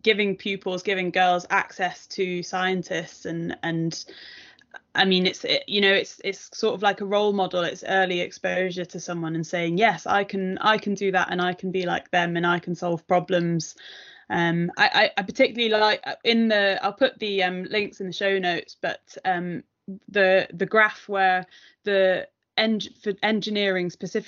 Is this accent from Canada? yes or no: no; near Manchester, North West England, United Kingdom; I grew up near Manchester